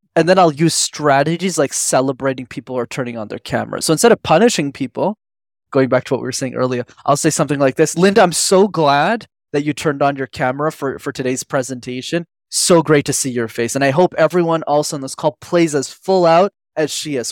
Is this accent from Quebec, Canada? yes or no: yes; Montreal, Quebec, Canada; I grew up in Montreal in Canada, which I'm still based